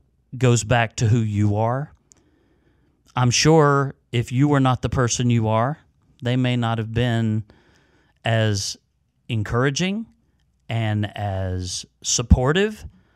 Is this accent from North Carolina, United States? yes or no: yes; North Carolina, United States; I grew up in North Carolina